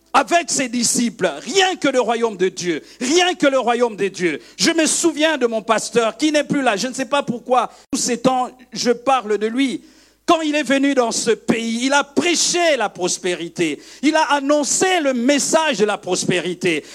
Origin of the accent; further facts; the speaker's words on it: Kivu, DR Congo; now in Brussels, Belgium; je viens du Kivu, mes parents sont du Kivu, on est les Bashi